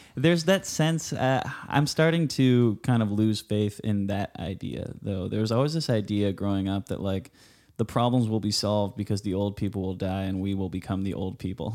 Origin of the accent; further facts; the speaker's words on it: Huntington Beach, California, United States; I grew up on Huntington Beach